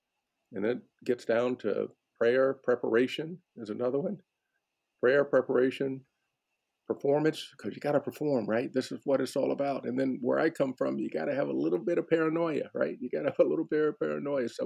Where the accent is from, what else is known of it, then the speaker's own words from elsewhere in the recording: Dayton, Ohio, United States; now in New York City, United States; I grew up in Dayton, Ohio, on the other side of the tracks, deep in the neighborhood